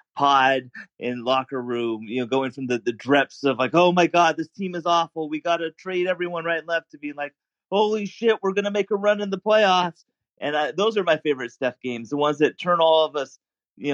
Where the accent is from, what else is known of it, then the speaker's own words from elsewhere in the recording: Seattle, Washington, United States; I grew up in Seattle, and so I'm a 90s kid.